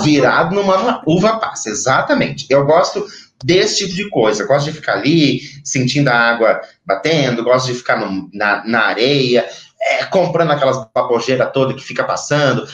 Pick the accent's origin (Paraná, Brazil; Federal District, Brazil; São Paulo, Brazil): Paraná, Brazil; Maringá; moved away; Eu sou de Maringá, uma cidade extremamente quente.